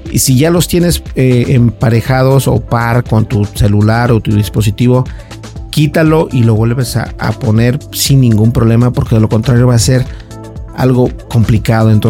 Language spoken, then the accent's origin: Spanish; Mexico; Yo soy de acá de México